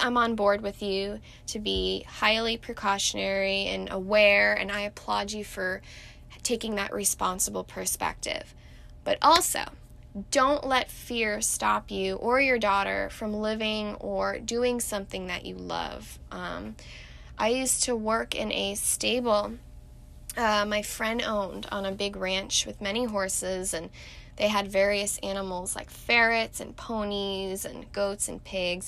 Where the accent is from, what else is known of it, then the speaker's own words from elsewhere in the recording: Irvine, California, United States; also born or lived in Mission Viejo / San Diego; I was actually born and raised in the infamous Orange County, which is just 30 minutes south of Los Angeles, but I'm sure you know that. I was born in Mission Viejo, but I was predominantly raised in Irvine until I was about 10 years old, and then I moved to San Diego